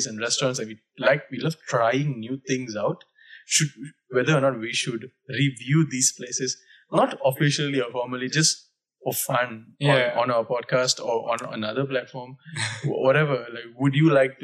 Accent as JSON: {"language": "English", "region": "Penang", "country": "Malaysia", "also_born_or_lived": "Subang", "said": "I'm from Penang"}